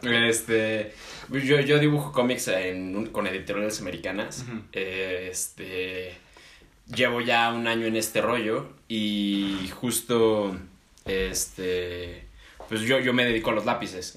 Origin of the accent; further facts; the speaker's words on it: Mexico; como mexicanos